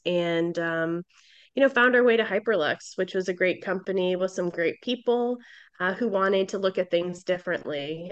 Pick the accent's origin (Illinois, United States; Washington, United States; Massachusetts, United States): Massachusetts, United States; Boston; I'm from Boston